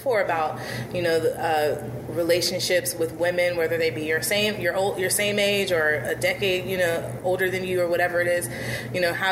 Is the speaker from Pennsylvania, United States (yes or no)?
yes; Pittsburgh, Pennsylvania, United States; also born or lived in Maryland / Washington, D.C.; I'm a Pittsburgh native. I was born in Homewood in Pittsburgh.